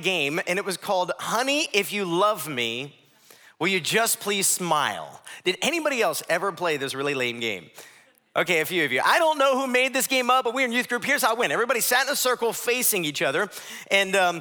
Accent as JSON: {"language": "English", "region": "Ohio", "country": "United States", "moved": "yes", "said": "My wife, my mom, we're from Ohio"}